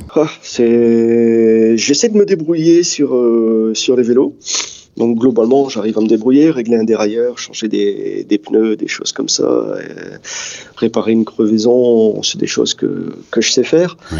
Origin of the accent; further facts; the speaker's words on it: Dunkirk, Hauts-de-France, France; moved away; J'ai grandi à Dunkerque, ouais. J'ai toujours un, pied là-bas, parce que euh, bah, j'y suis né et puis ça reste ma ville.